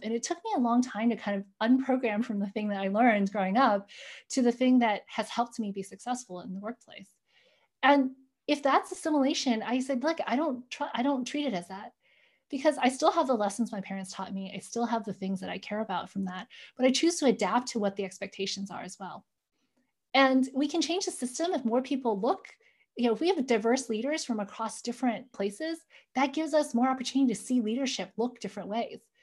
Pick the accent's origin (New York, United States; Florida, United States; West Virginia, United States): New York, United States; accent: American; "Where were you born?" I'm like, "New York."